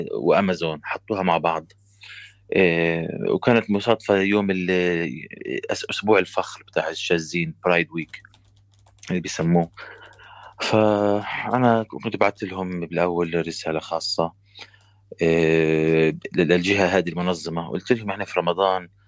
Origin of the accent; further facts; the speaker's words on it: Palestine; now in Canada; انا فلسطيني في كندا